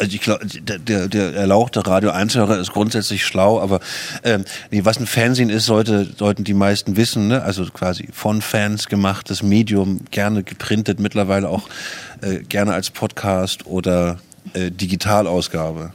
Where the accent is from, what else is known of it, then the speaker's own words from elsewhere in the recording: Germany; hier bei uns in Deutschland